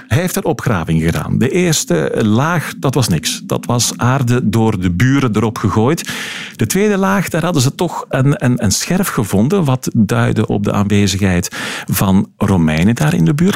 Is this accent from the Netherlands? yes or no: no; Flemish Brabant, Flanders, Belgium; bij ons in Vlaams-Brabant